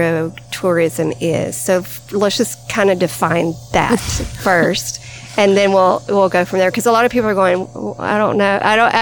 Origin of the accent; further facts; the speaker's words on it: Hartselle, Alabama, United States; we are at this beautiful farm in Hartselle, Alabama, which also happens to be my hometown